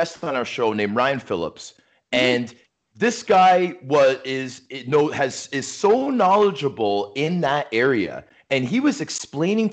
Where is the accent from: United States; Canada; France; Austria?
Canada; Toronto, Ontario; the house where I grew up in Scarborough